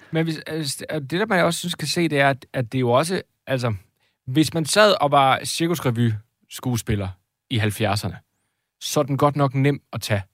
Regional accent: Jutland, Denmark; jeg er jo jyde

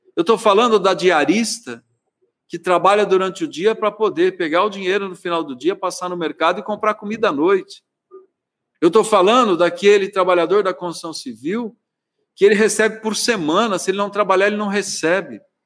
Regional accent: Araraquara, São Paulo, Brazil; eu não sou nascido em Araraquara, mas sou criado em Araraquara desde os seis anos de idade, sendo prefeito da cidade que me viu crescer

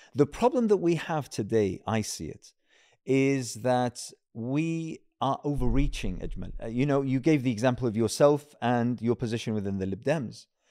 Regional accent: United Kingdom; as a British Muslim

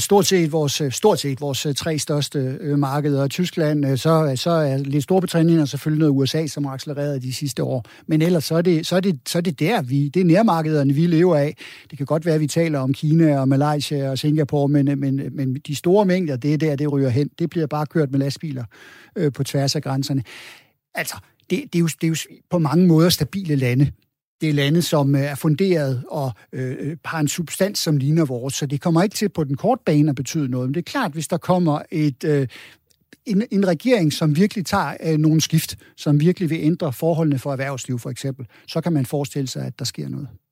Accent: Denmark; vi som danskere

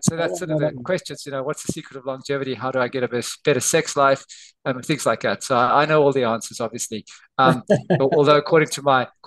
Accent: South Africa; moved away as an adult; also born or lived in Somerset, United Kingdom; now in Australia; I was born in South Africa, and I did my medical training there

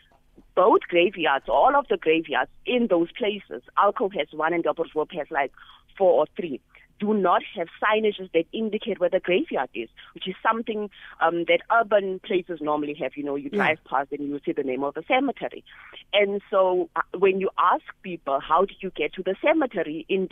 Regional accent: Northern Cape, South Africa; I am from Northern Cape

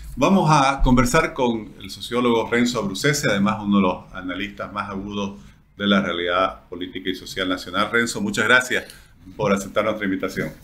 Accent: Bolivia

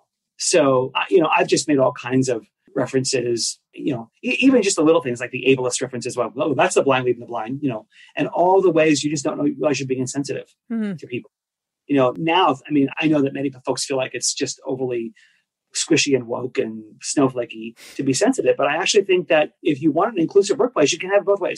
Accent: New York, United States; I speak fast. I'm from New York

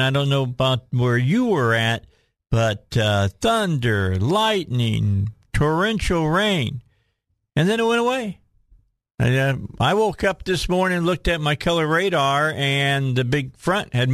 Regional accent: Indiana, United States; now in Little Rock, United States; I'm originally from Indiana

